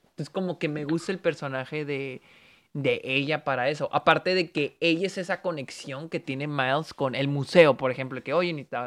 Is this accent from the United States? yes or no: yes; New York, United States; sí se maneja mucho de Nueva York, yo soy de Nueva York.